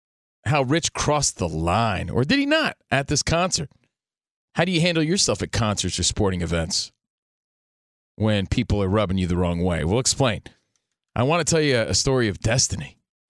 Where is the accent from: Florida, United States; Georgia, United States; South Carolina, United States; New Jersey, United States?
New Jersey, United States; Union; now in Los Angeles, United States; an East Coast kid, just a little kid from Union, New Jersey